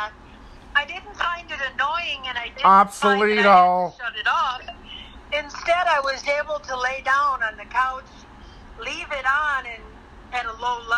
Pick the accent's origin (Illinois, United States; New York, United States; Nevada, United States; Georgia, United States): Illinois, United States; Chicago; I grew up in Chicagoland